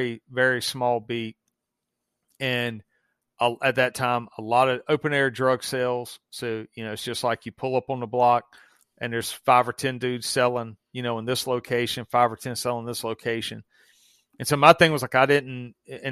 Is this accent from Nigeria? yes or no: no; the South, United States; accent: Southern; obviously you can hear my accent. I'm in the South